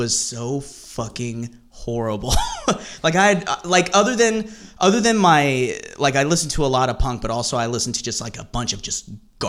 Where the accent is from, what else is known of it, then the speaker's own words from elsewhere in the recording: Plano, Texas, United States; moved away; around the time that I was growing up there, like in my teenage years, was when my hometown was becoming very affluent